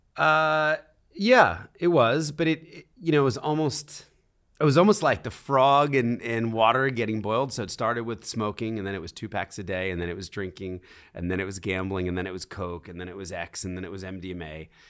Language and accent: English; Philadelphia, Pennsylvania, United States; moved away; also born or lived in New York City; I was born in Philadelphia. I was raised in a very conservative Christian home